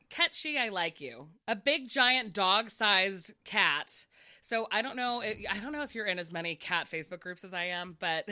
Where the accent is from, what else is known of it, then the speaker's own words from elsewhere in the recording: United States; I was raised in the United States and have never been to Asia or lived in Asia